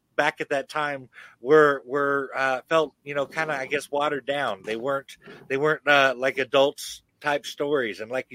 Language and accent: English; Chico, California, United States; Well, I grew up in Chico, California.